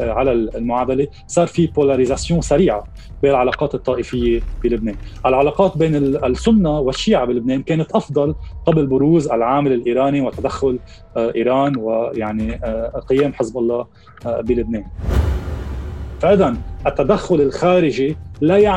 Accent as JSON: {"language": "Arabic", "country": "Lebanon", "said": "لازم نحن بين بعضنا كلبنانيين نتفق ونقرر مصلحتنا هون"}